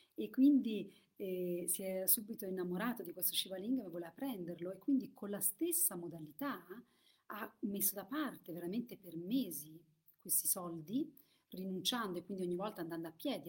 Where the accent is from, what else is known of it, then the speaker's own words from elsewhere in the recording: Italy; io sono vissuta in Italia e, ehm, e quindi ho questo vissuto e per questo facevo la messa quando ero piccola